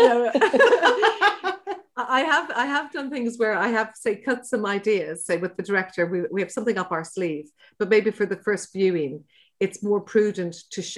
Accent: Dublin, Leinster, Ireland; we're from Dublin, but we used to holiday in West Cork

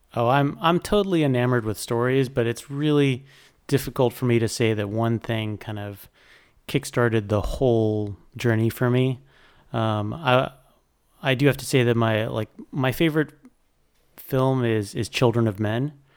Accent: South Florida, United States; also born or lived in New York; growing up in South Florida

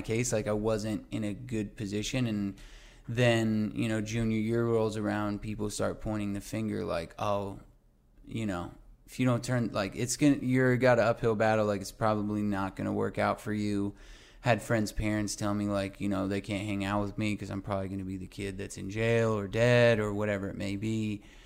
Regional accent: Albuquerque, New Mexico, United States; now in Los Angeles, United States; my hometown of Albuquerque, New Mexico

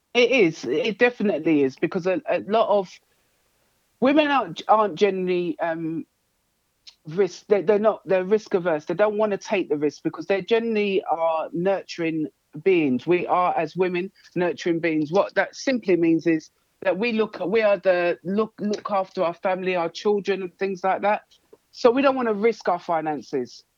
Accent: London, United Kingdom; I was brought up in Hackney. And that's East London.

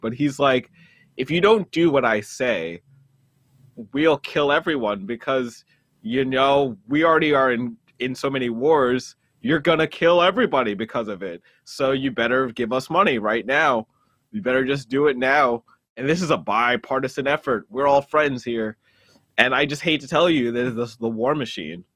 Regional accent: United States; also born or lived in New Jersey; I'm a firstborn Jamaican from, who was raised in New York and New Jersey.

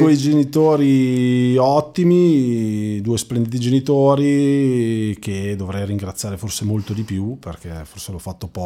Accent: Magenta, Lombardy, Italy; Nasco nel lontano 77 a Magenta, eh, in provincia di Milano, e mh, mm, conduco una normalissima vita da ragazzo di provincia

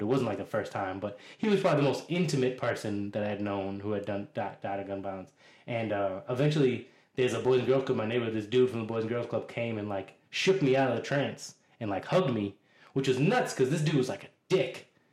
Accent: Boston, Massachusetts, United States; I'm a native Bostonian, so I'm from Dorchester, neighborhood of Boston

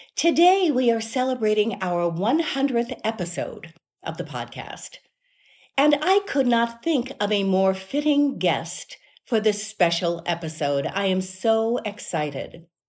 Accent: Cincinnati, Ohio, United States; I'm originally from Cincinnati

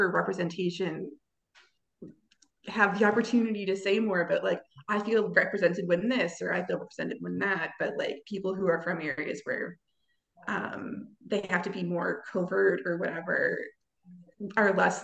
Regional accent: Toronto, Ontario, Canada; I'm from Canada, like Stassi, and yeah, wait, I'm from Ontario too

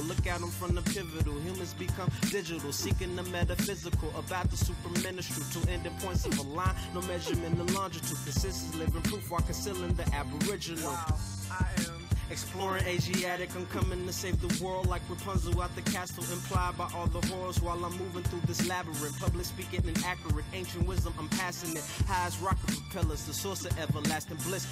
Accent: Memphis, Tennessee, United States; I'm from Memphis, so like it's not really a lot of outlets

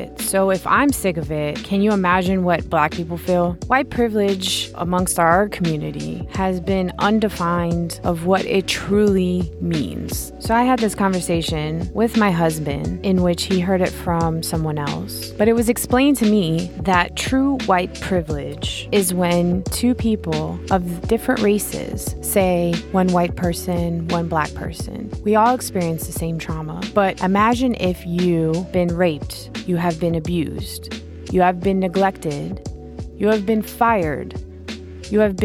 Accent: United States; I'm an American.

